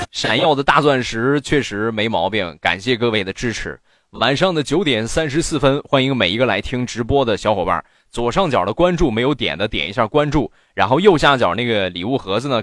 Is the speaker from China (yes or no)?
yes; Rizhao, Shandong, China; 我是日朝人